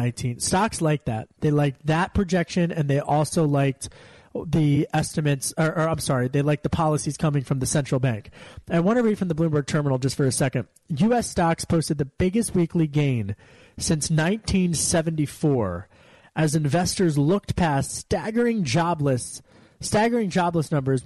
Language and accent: English; Pennsylvania, United States; I always said growing up in Delco